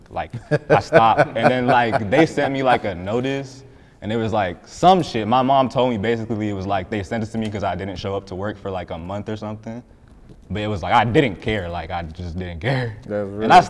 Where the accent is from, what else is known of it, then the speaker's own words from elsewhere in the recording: Cobb County, Georgia, United States; also born or lived in Riverdale, Georgia; I grew up in Riverdale, but then I moved to Cobb when I was, I moved to Cobb in fifth grade, and then like, that's it. I just stayed in Cobb ever since then